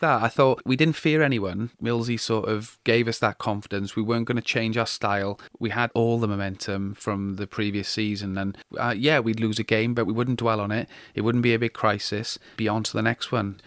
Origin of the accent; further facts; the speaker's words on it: South Wales, United Kingdom; moved away; also born or lived in York; I came from South Wales